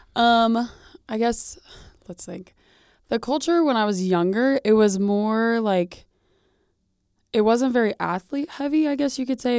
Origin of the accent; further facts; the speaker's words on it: Newton, Kansas, United States; I grew up in Newton, so obviously Bethel's been a prominent place in my life because it's in my hometown